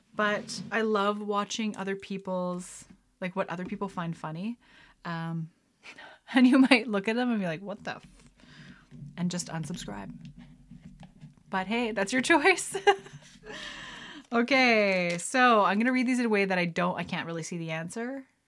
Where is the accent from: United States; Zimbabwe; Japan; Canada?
Canada; Lethbridge, Alberta; also born or lived in Calgary; growing up in Lethbridge, November can be anywhere from beautiful and sunny to terrible